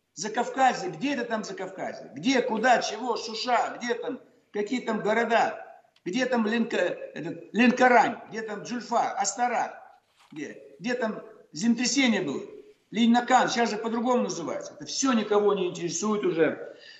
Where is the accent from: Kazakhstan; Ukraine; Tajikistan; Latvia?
Kazakhstan; Almaty; Город Верный, мой родной город, верный форпост царя и России в Азии. Теперь называют Алматы